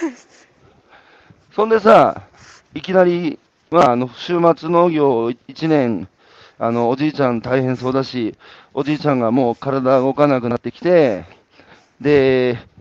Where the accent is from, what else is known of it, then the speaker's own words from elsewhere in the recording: Hanamaki, Iwate, Japan; 岩手県の花巻ですけど東北でさ生まれ育って